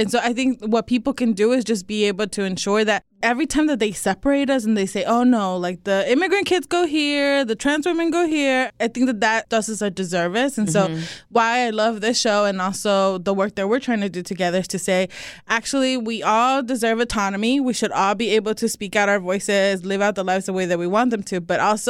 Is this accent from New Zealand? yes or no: no; Texas, United States; I grew up in Texas.